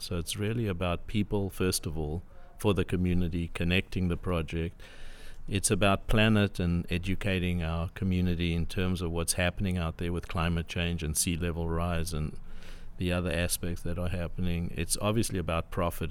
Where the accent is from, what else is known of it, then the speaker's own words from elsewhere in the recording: South Africa; moved away as an adult; also born or lived in Cape Town; now in San Diego, United States; I was born in South Africa originally